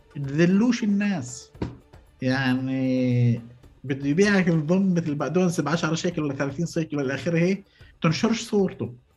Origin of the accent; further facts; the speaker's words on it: Palestine; عندنا بفلسطين